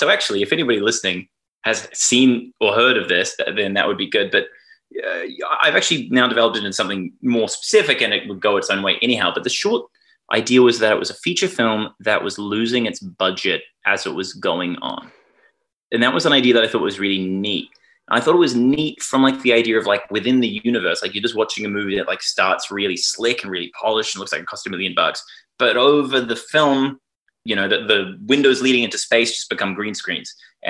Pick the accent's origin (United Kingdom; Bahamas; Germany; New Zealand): New Zealand; now in Australia; I must confess I am secretly a New Zealander, but I've lived here so long that I feel, you know, in any meaningful way, I am culturally Australian.